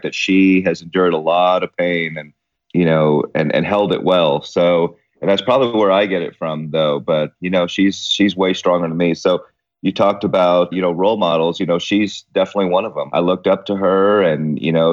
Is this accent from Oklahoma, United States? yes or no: yes; Guthrie, Oklahoma, United States; also born or lived in Wheeling, West Virginia / Queens, New York City / Clearwater, Florida; going from Queens, New York to Guthrie, Oklahoma, which was the original capital of Oklahoma, is a bit of a culture shock